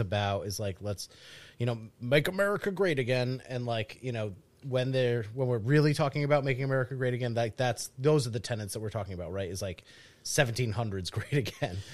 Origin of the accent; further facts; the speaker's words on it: New England, United States; growing up in the Northeast.